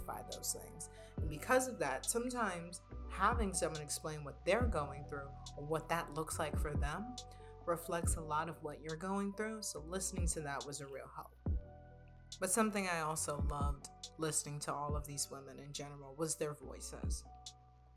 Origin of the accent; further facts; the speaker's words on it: New York City, New York, United States; I'm not from the Bronx, I'm from Brooklyn